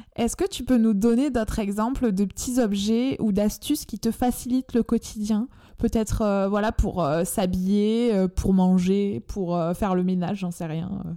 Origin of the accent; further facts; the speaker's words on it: France; accent: chantant (sing-song); mon accent chantant